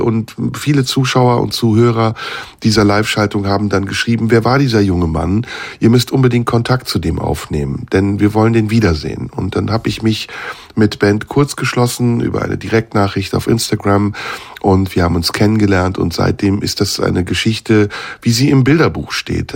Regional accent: Turkey; now in Germany; ich bin Türke, natürlich. Ich komme aus der Türkei, lebe in Deutschland, habe einen deutschen Pass, aber ich bin türkischer Herkunft

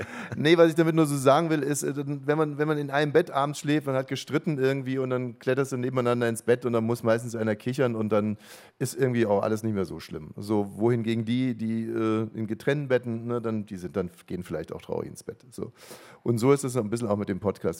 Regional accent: Ammersee, Bavaria, Germany; ich bin ja am Ammersee aufgewachsen

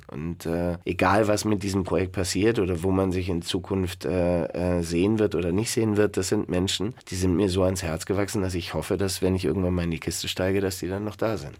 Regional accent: Garmisch-Partenkirchen, Bavaria, Germany; ich bin in Garmisch-Partenkirchen groß geworden

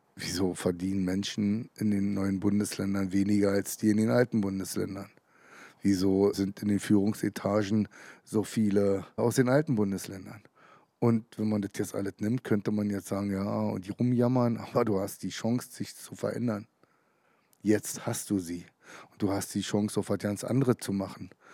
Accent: Brandenburg, Germany; Ich bin in der DDR geboren

